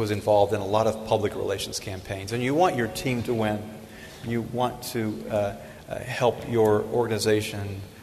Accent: Tennessee, United States; I'm from Tennessee

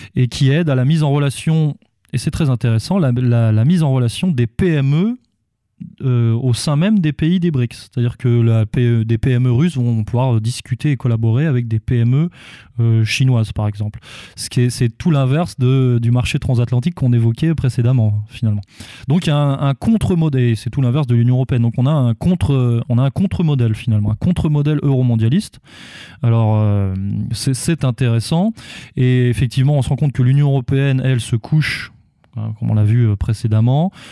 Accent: France; nous, en tant que, en tant que Français

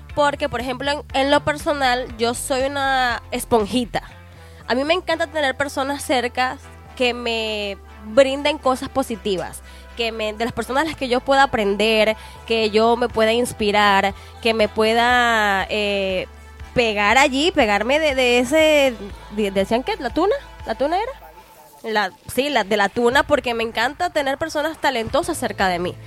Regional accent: Venezuela; moved away as an adult; also born or lived in Costa Rica; now in Mexico; soy extranjera, soy venezolana y he encontrado muchas personas buenas acá en México

